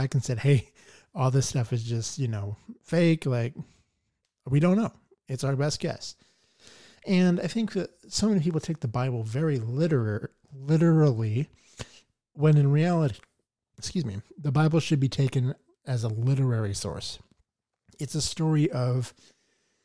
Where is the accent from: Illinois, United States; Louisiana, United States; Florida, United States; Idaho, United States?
Idaho, United States; Boise; from Boise, Idaho. Born and raised in the Treasure Valley. Love it here.